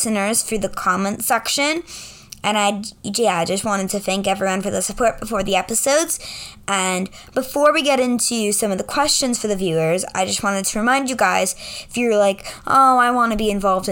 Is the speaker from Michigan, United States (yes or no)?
no; New York, United States; I'm a New Yorker.